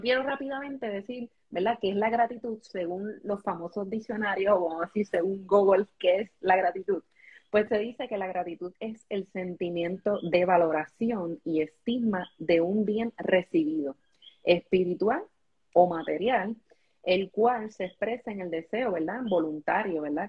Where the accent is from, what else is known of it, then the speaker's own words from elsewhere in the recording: Puerto Rico; aquí los puertorros